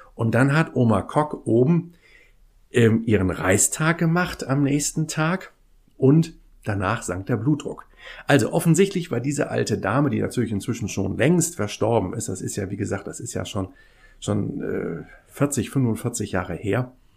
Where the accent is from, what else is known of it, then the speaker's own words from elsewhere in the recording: Kiel, Schleswig-Holstein, Germany; bin in Kiel ja groß geworden